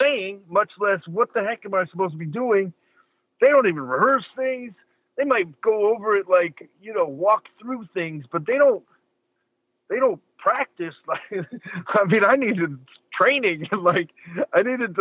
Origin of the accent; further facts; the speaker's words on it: Los Angeles, California, United States; I grew up in Hollywood